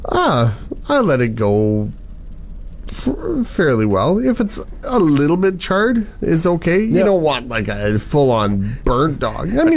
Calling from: Yorkton, Saskatchewan, Canada; From Yorkton.

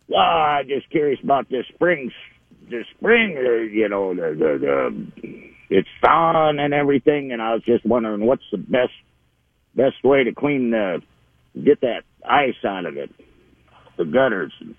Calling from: Farmington, United States; I'm calling from down in Farmington area

